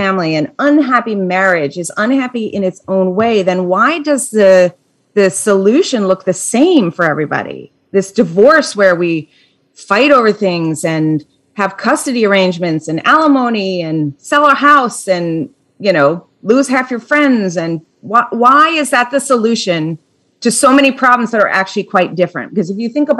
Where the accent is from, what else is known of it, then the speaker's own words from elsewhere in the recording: Minnesota, United States; now in New Jersey, United States; I'm from Minnesota